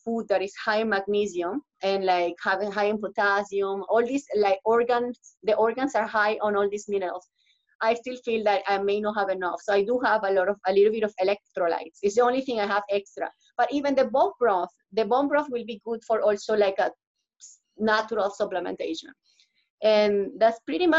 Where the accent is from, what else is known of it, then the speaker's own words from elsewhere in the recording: Venezuela; now in Toronto, Canada; I'm from Venezuela